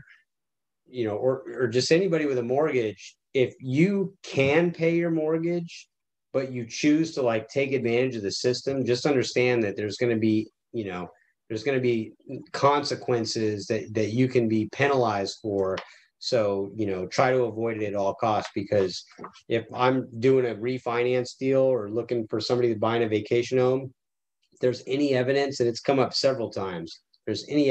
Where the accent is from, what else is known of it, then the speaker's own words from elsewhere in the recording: Tucson, Arizona, United States; I grew up in Tucson, Arizona, right by Davis-Monthan Air Force Base.